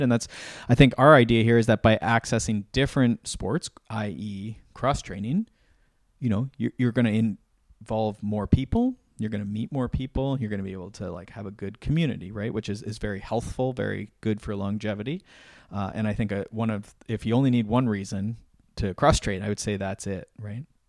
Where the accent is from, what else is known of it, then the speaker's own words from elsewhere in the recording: Canada; I started as a Canadian